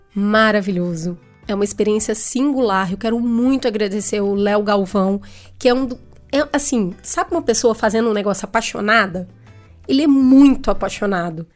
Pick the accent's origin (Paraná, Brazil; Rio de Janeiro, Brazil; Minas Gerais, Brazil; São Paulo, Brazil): Minas Gerais, Brazil; Belo Horizonte; Eu também sou de Belo Horizonte